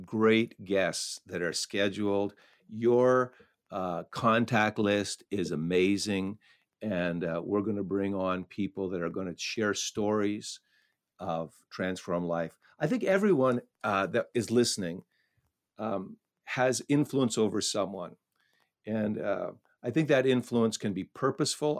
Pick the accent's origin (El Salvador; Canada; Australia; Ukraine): Canada; I grew up in a, in a very small town nestled up along the Ottawa River